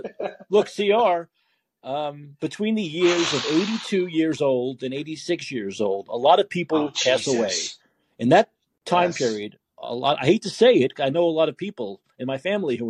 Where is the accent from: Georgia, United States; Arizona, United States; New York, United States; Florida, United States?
New York, United States; New York City; now in San Francisco, United States; Because of my accent, maybe? I'm from Brooklyn, but I live here.